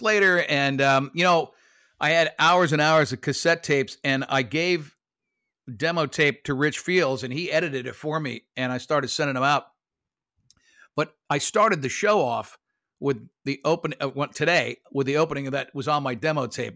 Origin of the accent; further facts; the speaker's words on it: Lake Worth, Florida, United States; also born or lived in Brooklyn, New York; I went to Lake Worth, uh, High School. I was born in Brooklyn, New York, but, uh, we moved to Florida in, in seventy-one